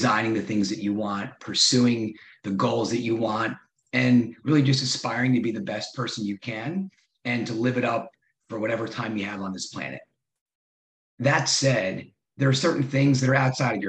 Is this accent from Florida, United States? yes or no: no; Madison, New Jersey, United States; also born or lived in New York City; growing up in Madison, New Jersey, great suburb